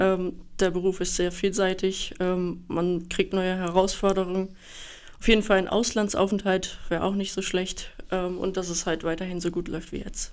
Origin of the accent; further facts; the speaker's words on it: Rottenburg am Neckar, Baden-Württemberg, Germany; ich komme aus Rottenburg am Neckar, bin 22 Jahre alt